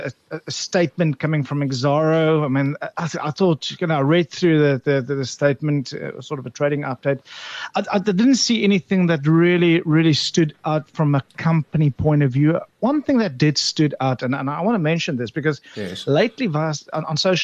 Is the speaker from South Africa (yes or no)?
yes; South Africa; as a South African